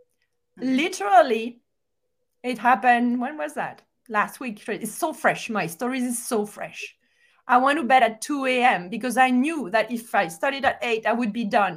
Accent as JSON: {"language": "English", "country": "France", "moved": "yes", "said": "I'm from France"}